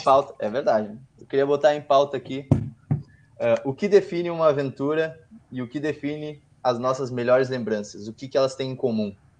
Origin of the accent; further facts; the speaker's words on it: Porto Alegre, Rio Grande do Sul, Brazil; A gente fala de Porto Alegre.